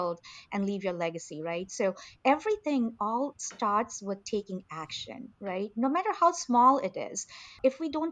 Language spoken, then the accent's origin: English; India; moved away; I grew up in India in a very conservative family